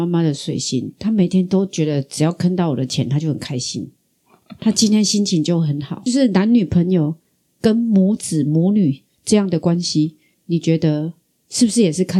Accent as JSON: {"language": "Chinese", "country": "Taiwan", "accent": "Taiwanese Mandarin", "said": "啊，我怎么台湾国语嘴巴有桃胶？"}